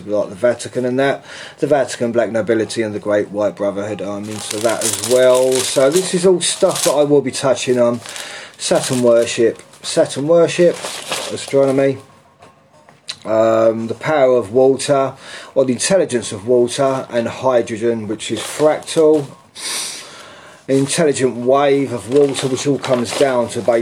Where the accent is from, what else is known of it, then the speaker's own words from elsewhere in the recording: London, United Kingdom; I'm from England, London. I'm in central London